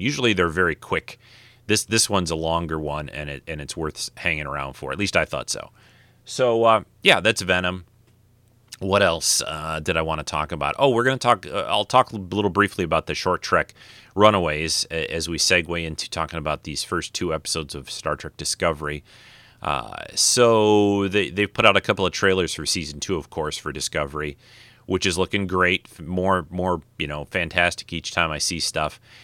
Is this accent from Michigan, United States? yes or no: yes; Detroit, Michigan, United States; I'm from Detroit